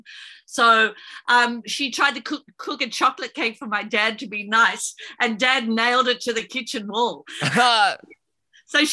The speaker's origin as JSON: {"language": "English", "town": "Sorrento", "region": "Victoria", "country": "Australia", "tie": "born or raised there", "said": "we grew up in Sorrento, which is a beachside town"}